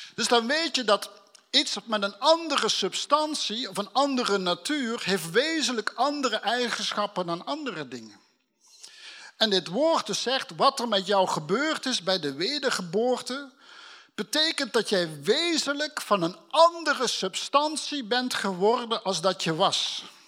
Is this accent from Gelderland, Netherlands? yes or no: no; Limburg, Netherlands; now in North Holland, Netherlands; als een Limburger die in Noord-Holland woont